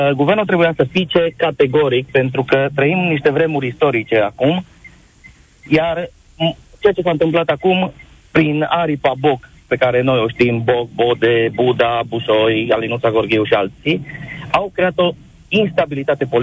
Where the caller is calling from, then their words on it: Cluj-Napoca, Cluj County, Romania; vă sunt din Cluj, de pe taxi, sunt taximetrist astăzi.